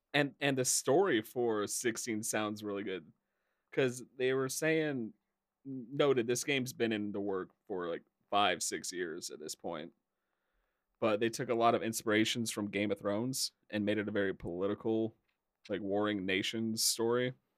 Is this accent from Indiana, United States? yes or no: yes; Indiana, United States; I really do not like my home state